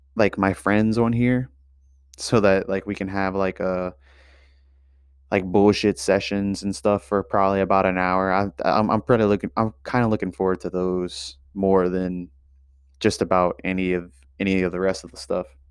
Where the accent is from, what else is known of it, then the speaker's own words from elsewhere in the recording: Louisiana, United States; I'm from Louisiana